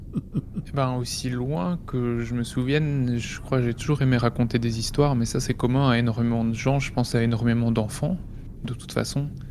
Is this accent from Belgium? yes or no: yes; Belgium; près de chez moi en Belgique